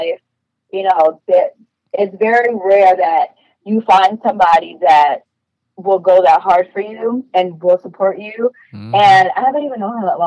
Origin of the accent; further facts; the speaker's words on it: New York, United States; I am from New York.